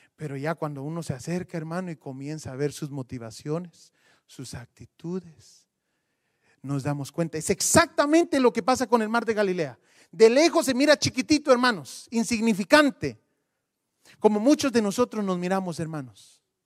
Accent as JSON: {"language": "Spanish", "country": "Guatemala", "said": "Yo soy de Guatemala"}